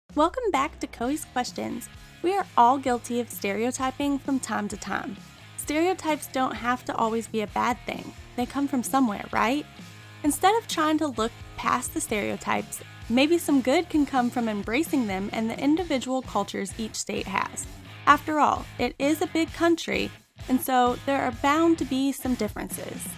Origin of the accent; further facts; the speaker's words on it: Indiana, United States; I grew up in Indiana